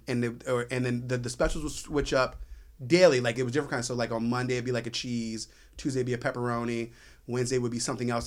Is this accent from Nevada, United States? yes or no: no; Reston, Virginia, United States; moved away; also born or lived in New York; where I grew up in, uh, Northern Virginia and, uh, in the town called Herndon, so I grew up in Reston.